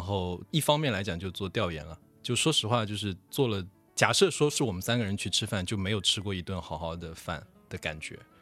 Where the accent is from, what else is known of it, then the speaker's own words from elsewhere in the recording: Wenzhou, Zhejiang, China; 我是在浙江温州出生长大的